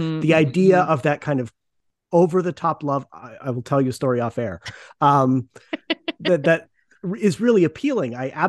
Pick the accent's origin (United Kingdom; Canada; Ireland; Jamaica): Canada; I also don't like hockey and I'm Canadian.